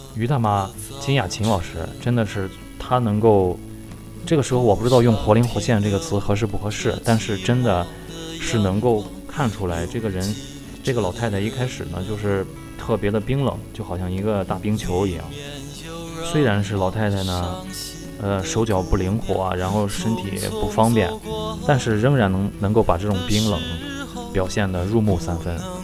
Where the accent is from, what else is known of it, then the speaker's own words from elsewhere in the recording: China; 我们中国人